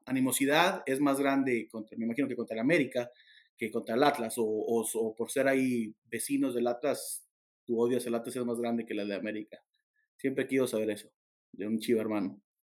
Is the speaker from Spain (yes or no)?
no; Torreón, Coahuila, Mexico; nací en Torreón y, toda la vida he sido santista, guerrero